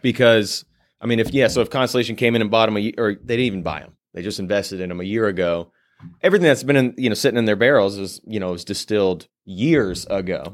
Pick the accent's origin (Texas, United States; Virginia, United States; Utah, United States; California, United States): Virginia, United States; Purcellville; moved away; also born or lived in Nashville, Tennessee; my hometown in Percival, Virginia